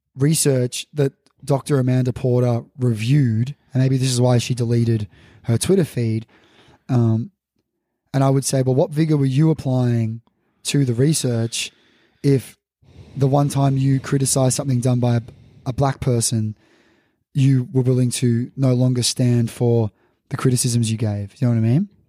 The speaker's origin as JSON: {"language": "English", "town": "Melbourne", "region": "Victoria", "country": "Australia", "tie": "born or raised there", "said": "me growing up in Melbourne"}